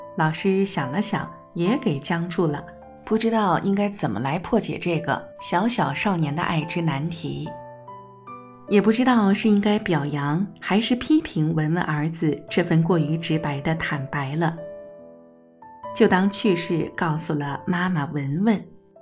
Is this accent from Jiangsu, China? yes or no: yes; Jiangsu, China; moved away; 我也是江苏人的老乡